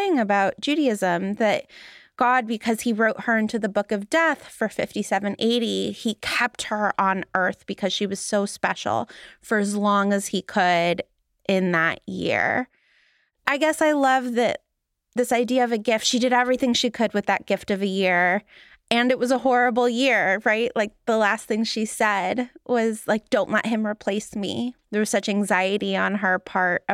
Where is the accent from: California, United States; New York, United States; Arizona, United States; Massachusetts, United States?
California, United States; Los Angeles; now in Boston, United States; where I grew up in Los Angeles